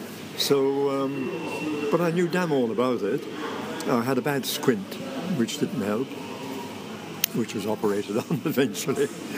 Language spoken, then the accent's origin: English; Ireland; Well, I'm Irish, as you know, and my father wanted to go into the theatre.